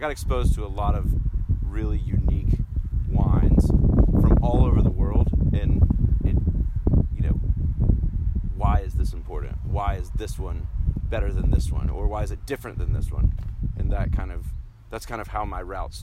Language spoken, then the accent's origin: English; New Bern, North Carolina, United States; moved away as an adult; now in Oregon, United States; I grew up in North Carolina, town called New Bern